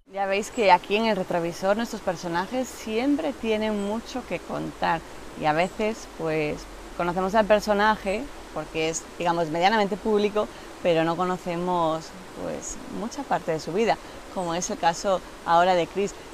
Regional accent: Galicia, Spain; moved away as an adult; now in Salamanca, Spain

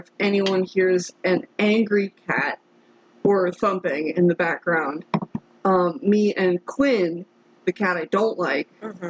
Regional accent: United States; because we're American

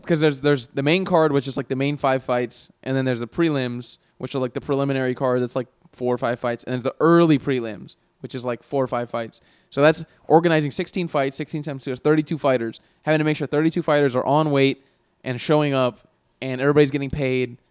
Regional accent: United States; We all identify as American

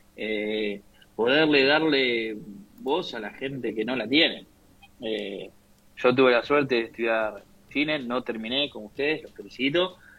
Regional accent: Argentina; como argentinos

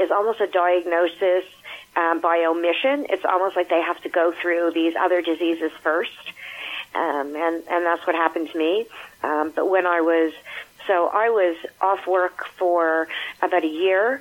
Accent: Montreal, Quebec, Canada; I live in Montreal, Quebec. I've been here all my life. I've grown up here.

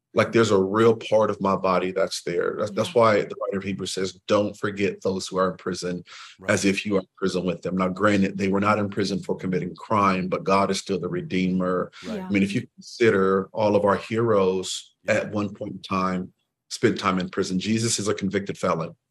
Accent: Waterloo, Iowa, United States; I'm from Waterloo, actually, Waterloo, Iowa

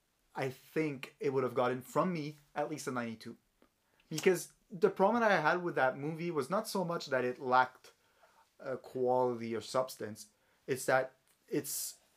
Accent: Kentucky, United States; I'm from Kentucky, and I'm 36 years old.

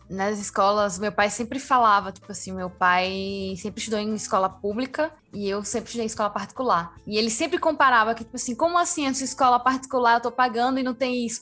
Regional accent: Rio Grande do Norte, Brazil; also born or lived in Bolivia; eu cresci já no Rio Grande do Norte

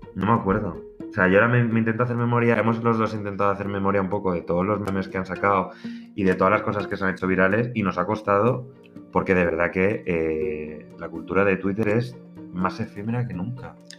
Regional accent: Madrid, Community of Madrid, Spain; somos dos madrileños

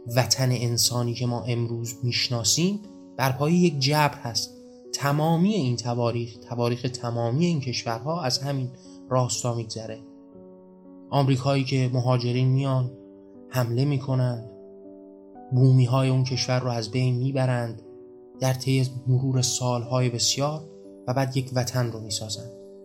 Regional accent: Iran; من و شما توی ایران به دنیا نیومده بودیم خب قاعدتا ما ایرانی نبودیم

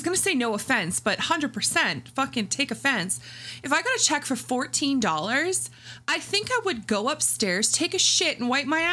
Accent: Canada; first language English

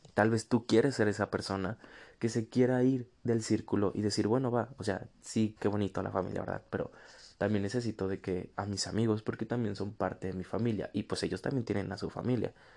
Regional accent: northern Mexico, Mexico; acá en el norte, de donde soy

